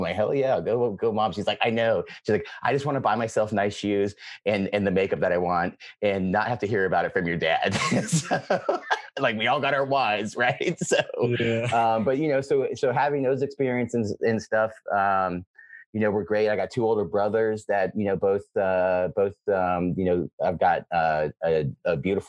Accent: Georgia, United States; born there; now in Atlanta, United States; So, I was born in the United States. I was born in Georgia, the state of Georgia. I'm currently right now in Atlanta, Georgia.

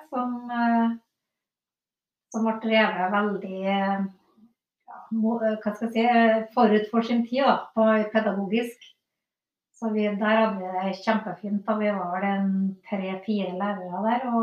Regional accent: Trondheim, Trøndelag, Norway; moved away as an adult; now in Rennebu, Norway; jeg vokste opp i Trondheim.

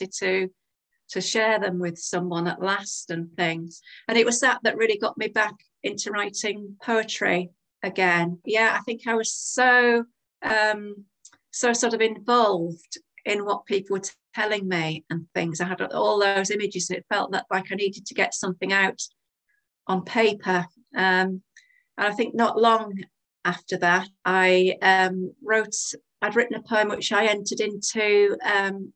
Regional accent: Hull, Yorkshire and the Humber, United Kingdom; moved away as an adult; also born or lived in Bristol; I'm just such a Hull girl that whenever I meet anyone new, wherever it is, and they ask about me, I always say, oh, I'm from Hull.

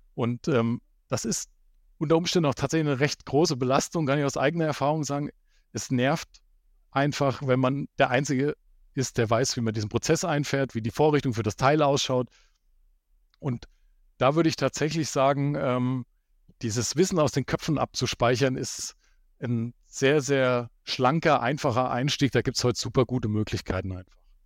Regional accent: Hesse, Germany; also born or lived in Baden-Württemberg; Fünf Jahre habe ich dann in Hessen, wo ich herkomme, ähm, als Anwendungstechniker gearbeitet

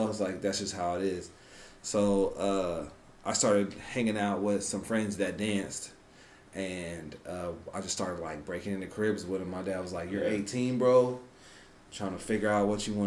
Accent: Des Moines, Iowa, United States; I'm born and raised in Des Moines, Iowa

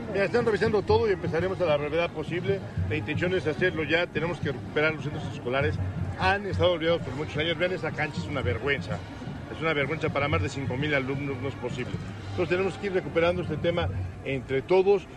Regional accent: Puebla, Mexico; lo que somos, grandes poblanos

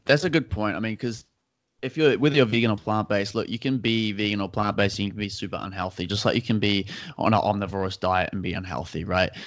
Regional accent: Auckland, New Zealand; so I'm from Auckland, New Zealand. So, uh, down in the southern hemisphere, down under, as people like to call it. And, uh, yeah, I've been here my whole life.

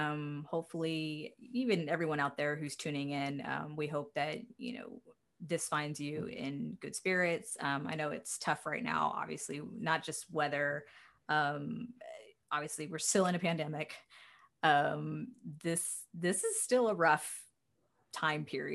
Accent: Houston, Texas, United States; My hometown

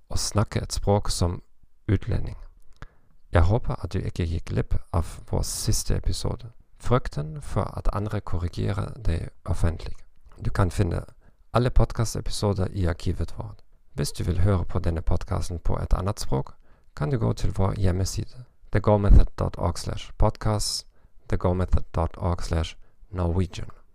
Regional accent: Northern Germany, Germany; accent: North German; Norwegian is a second language; Jeg kommer fra Nord-Tyskland

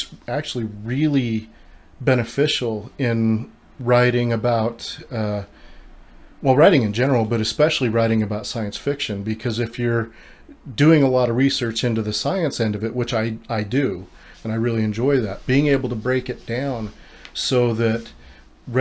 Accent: Utah, United States; I'm born and raised in Utah

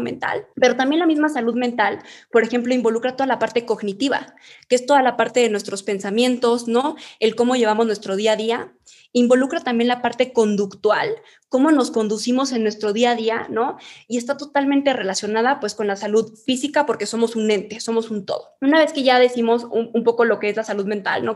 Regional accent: Chihuahua, Mexico; now in Mexico City, Mexico; nosotros somos de Chihuahua

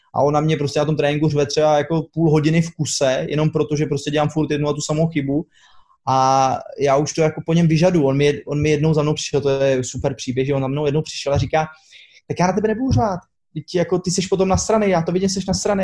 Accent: Czechia; moved away as an adult; now in Slovenia; z Česka

